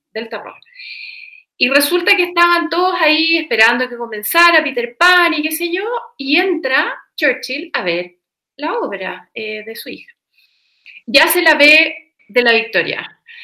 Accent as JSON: {"language": "Spanish", "country": "Chile", "said": "para uno como chileno"}